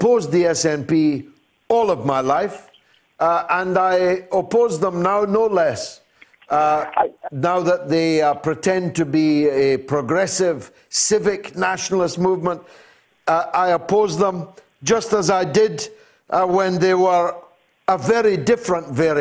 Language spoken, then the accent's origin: English; Scotland, United Kingdom; moved away; I'm as Scottish as Nicola Sturgeon is, but I didn't get a vote last time.